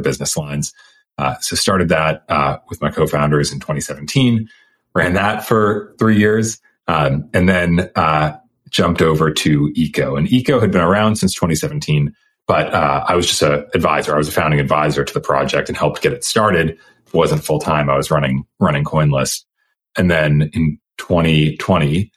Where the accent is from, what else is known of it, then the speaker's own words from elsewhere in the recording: outside of Boston, Massachusetts, United States; also born or lived in Stanford, California; now in Austin, United States; I was born outside of Boston, Massachusetts, but went to Stanford